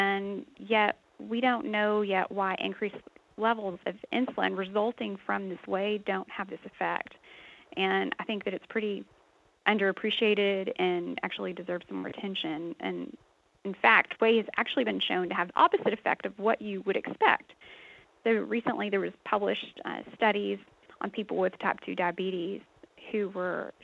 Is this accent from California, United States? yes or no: no; Texas, United States; I actually grew up on a dairy farm in Texas